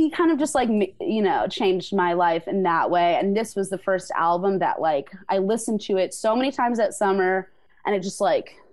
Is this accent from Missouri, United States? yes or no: no; California, United States; I'm from California